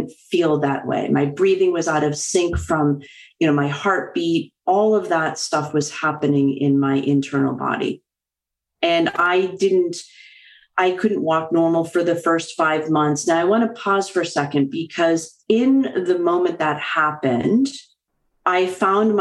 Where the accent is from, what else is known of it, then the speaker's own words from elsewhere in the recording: just outside of Boston, Massachusetts, United States; I'm a Bostonian, born and raised just outside of Boston